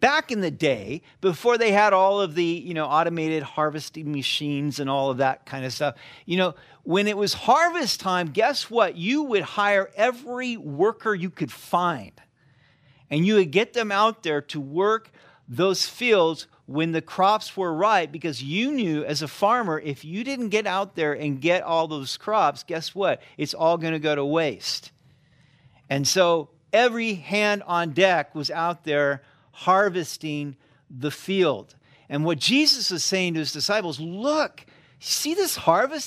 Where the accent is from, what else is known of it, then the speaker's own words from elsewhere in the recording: Sacramento, California, United States; moved away; I grew up in California